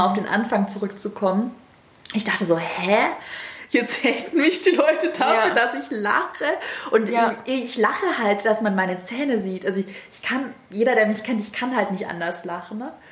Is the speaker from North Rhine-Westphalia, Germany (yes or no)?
no; Baden-Württemberg, Germany; accent: Swabian; Und ich habe einen leicht schwäbischen Dialekt, aber genauso bin ich.